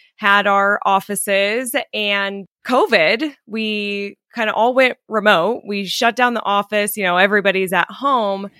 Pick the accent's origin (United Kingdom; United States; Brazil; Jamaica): United States; Colorado; moved away as an adult; also born or lived in California; originally I'm from Colorado, but twelve years ago, I moved to California